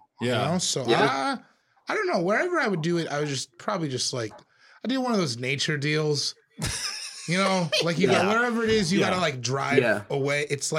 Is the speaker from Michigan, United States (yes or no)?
no; Colorado, United States; also born or lived in Beaver County, Oklahoma / San Francisco; now in Los Angeles, United States; I come from Colorado